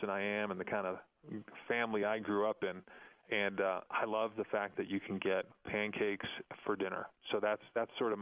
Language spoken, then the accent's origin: English; New York, United States; now in Colorado Springs, United States; I grew up in New York